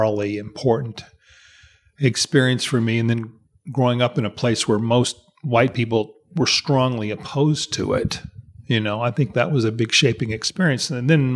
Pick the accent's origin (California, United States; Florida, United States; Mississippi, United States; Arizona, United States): Mississippi, United States; I'm from Mississippi. I was born in 1955. Yeah. And grew up in Mississippi.